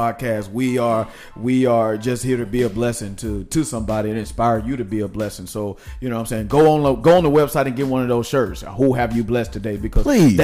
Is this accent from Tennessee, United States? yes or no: yes; Nashville, Tennessee, United States; moved away; We're going to my hometown